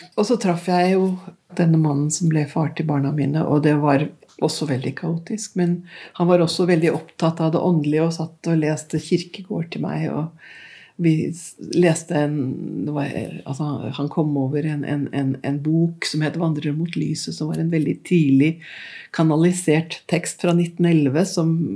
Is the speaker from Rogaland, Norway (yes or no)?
no; Oslo, Norway; vokste jo opp her i Oslo på 50, Jeg er født midt i 50-tallet.